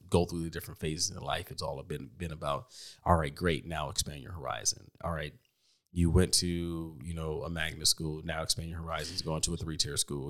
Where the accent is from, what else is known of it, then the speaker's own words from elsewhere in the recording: Washington, District of Columbia, United States; also born or lived in Chicago; now in Texas, United States; I'm from D C